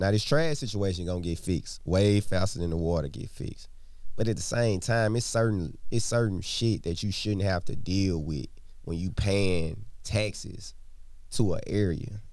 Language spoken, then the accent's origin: English; Madison County, Mississippi, United States; also born or lived in Jackson, Mississippi; I grew up in Madison County